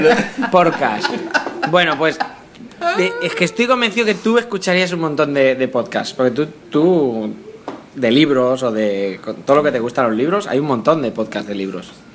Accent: Spain; como soy español

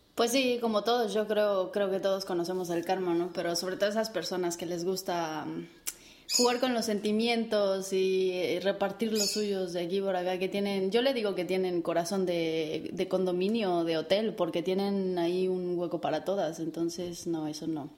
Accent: Mexico; moved away as an adult; now in Spain; como buena mexicana chingona que soy

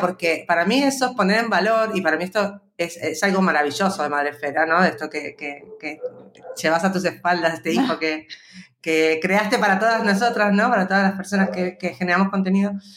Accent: Buenos Aires, Argentina; accent: argentino; moved away as an adult; also born or lived in Spain; now in Madrid, Spain; yo soy porteña de Buenos Aires, originaria de Argentina, y llevo en España eh, pues unos 22 años más o menos.

